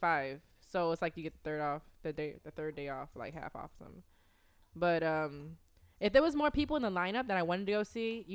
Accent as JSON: {"language": "English", "region": "West Coast", "country": "United States", "moved": "yes", "lives_now": "Austin, United States", "said": "I'm from the West Coast"}